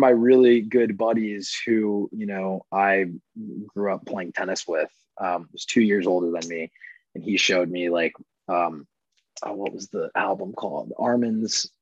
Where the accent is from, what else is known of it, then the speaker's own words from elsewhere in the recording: Plano, Texas, United States; moved away as an adult; also born or lived in Connecticut / Arizona; grew up in Plano.